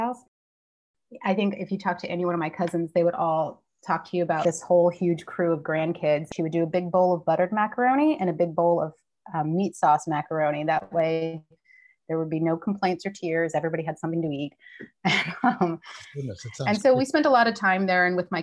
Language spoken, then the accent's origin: English; White House Station, New Jersey, United States; moved away as an adult; also born or lived in Somerville, New Jersey / Indianapolis, Indiana; now in Baltimore, United States; I was born in Somerville at Somerset Medical Center and was raised in White House Station. So I grew up in Hunterdon County